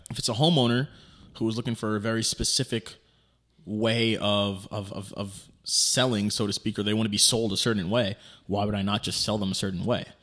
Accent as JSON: {"language": "English", "town": "New York City", "region": "New York", "country": "United States", "tie": "born or raised there", "moved": "yes", "said": "it's in Queens, New York, my hometown, Fresh Meadows, probably like ten minutes away from my childhood home"}